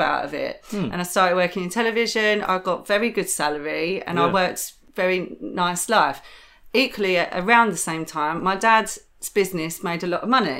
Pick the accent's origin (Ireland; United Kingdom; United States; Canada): United Kingdom; Chatham, South East England; accent: Chatham; moved away; also born or lived in London; I come from Chatham. I come from a really rough part of Kent. And when I was in Kent and growing up in my teenage years, I was a chav